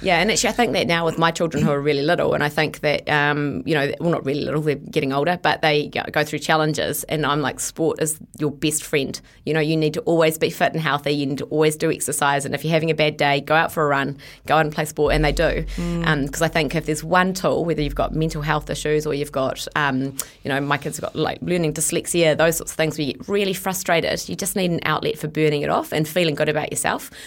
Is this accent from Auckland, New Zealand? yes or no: yes; Bombay Hills, Auckland, New Zealand; I grew up in the Bombay Hills. That's where I spent my childhood